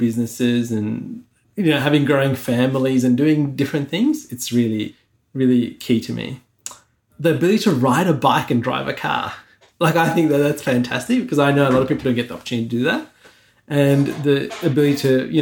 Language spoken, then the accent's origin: English; Sri Lanka; now in Australia; I was born in Sri Lanka, right? I grew up there in a time there was civil war